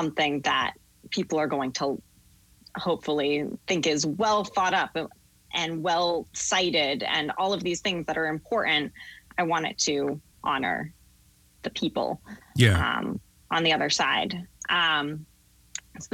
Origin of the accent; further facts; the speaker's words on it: Portland, Maine, United States; moved away as an adult; also born or lived in Massachusetts / Connecticut; now in New Haven, United States; I grew up in Portland, Maine